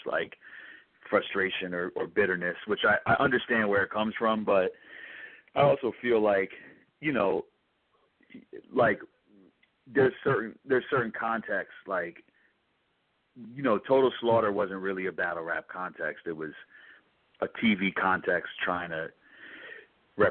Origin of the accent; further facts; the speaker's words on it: New York City, New York, United States; I'm born and raised in New York City